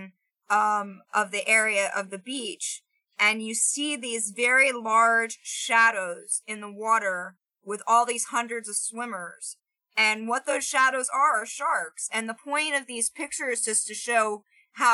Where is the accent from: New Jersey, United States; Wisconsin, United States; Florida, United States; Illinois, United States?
Florida, United States; growing up in Florida